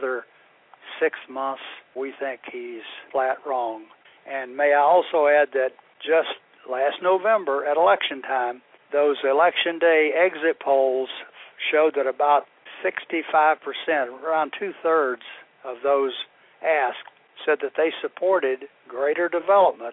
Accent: Florida, United States; in Florida, my home state, was in Tallahassee

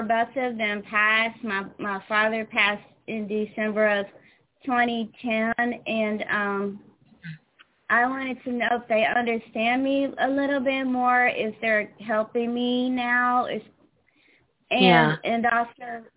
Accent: St. Louis, Missouri, United States; also born or lived in Atlanta; now in New Jersey, United States; I'm not from New Jersey. I'm from St. Louis. I moved to Atlanta, and then I moved here to up north

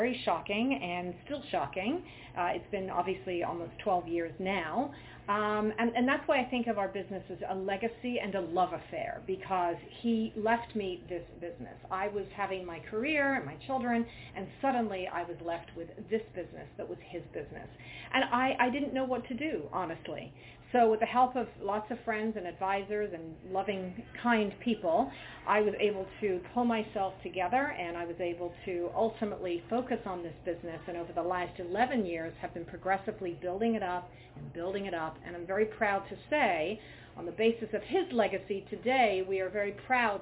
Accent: England, United Kingdom; moved away; growing up in England

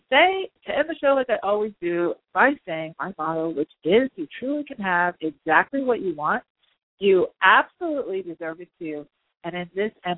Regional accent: New Yorker, United States; I'm a New Yorker too. It's in our blood

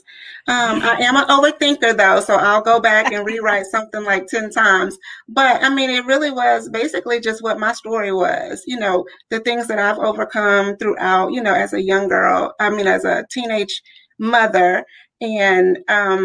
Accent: Louisiana, United States; now in Richmond, United States; I am originally from Louisiana

